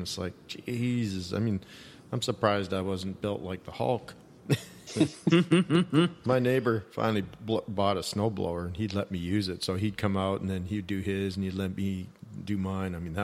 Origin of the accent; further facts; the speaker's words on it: Canada; now in Texas, United States; I'm originally from Canada